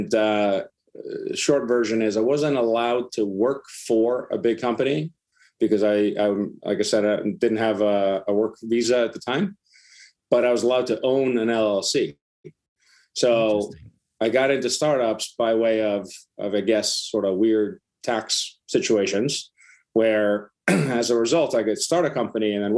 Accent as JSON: {"language": "English", "country": "Iceland", "moved": "yes", "said": "I'm from Iceland originally"}